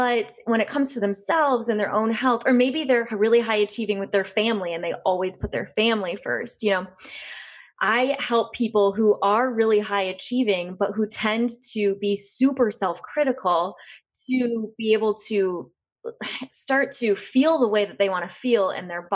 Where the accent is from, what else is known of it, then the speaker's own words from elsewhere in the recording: West Michigan, United States; being from a small town in West Michigan